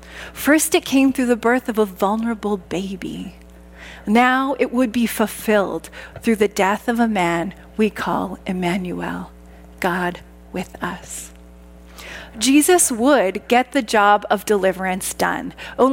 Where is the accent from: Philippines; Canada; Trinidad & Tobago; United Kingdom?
Canada; Saskatchewan; Growing up in Saskatchewan